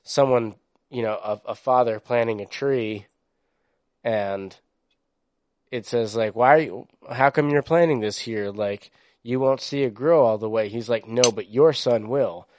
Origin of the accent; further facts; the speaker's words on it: East Coast, United States; I grew up on the East Coast where diversity was fucking celebrated